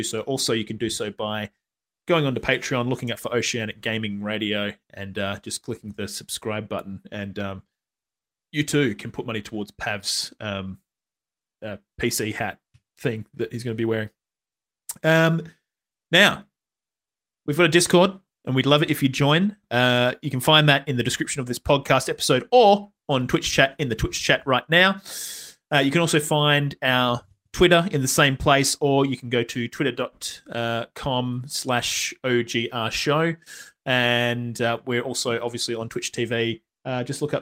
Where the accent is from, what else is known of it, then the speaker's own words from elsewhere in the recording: Perth, Western Australia, Australia; we're from Perth